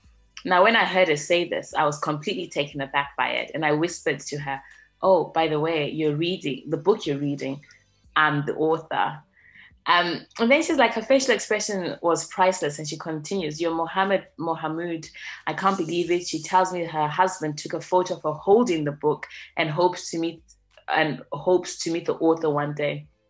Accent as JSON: {"language": "English", "region": "London", "country": "United Kingdom", "tie": "born or raised there", "said": "So I say to her that I'm born and raised in London, but originally from Somalia."}